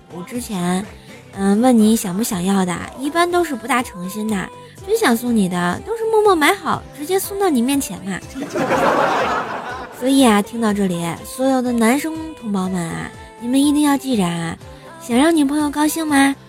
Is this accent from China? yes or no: yes; Tianjin, China; 我们天津就特别热